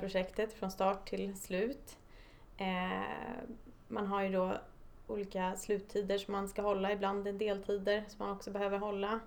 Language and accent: Swedish; Stockholm, Stockholm County, Sweden; jag är född och uppvuxen i Stockholm